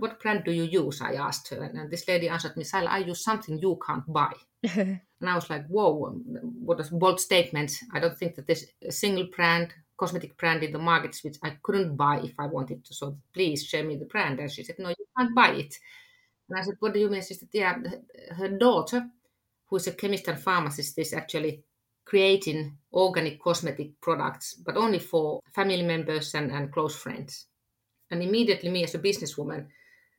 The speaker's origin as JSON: {"language": "English", "country": "Finland", "said": "I am from Finland"}